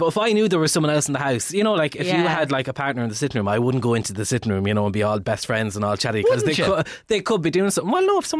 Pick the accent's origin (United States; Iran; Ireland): Ireland; Carlow, Leinster; I went to college in Carlow and I'm from Carlow, so I just lived at home